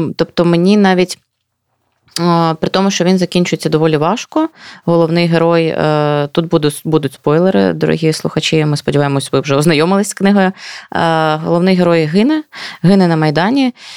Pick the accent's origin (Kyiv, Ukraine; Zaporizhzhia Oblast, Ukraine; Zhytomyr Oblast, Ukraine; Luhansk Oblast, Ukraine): Luhansk Oblast, Ukraine; я з Луганщини